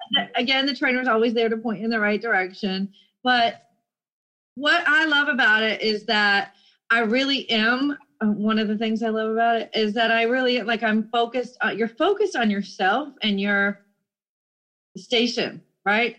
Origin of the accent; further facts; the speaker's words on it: Jacksonville, Florida, United States; I'm from Jacksonville, Florida